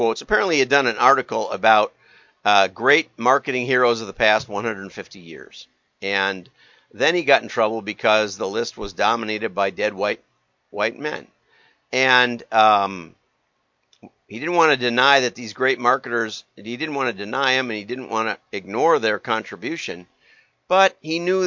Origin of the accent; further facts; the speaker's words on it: Deep South, United States; moved away; also born or lived in Milwaukee suburbs, Wisconsin; my own experience, which was growing up in the Deep South